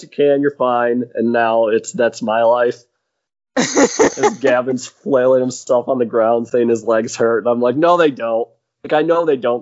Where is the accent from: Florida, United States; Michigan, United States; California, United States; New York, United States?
Michigan, United States; we came from Michigan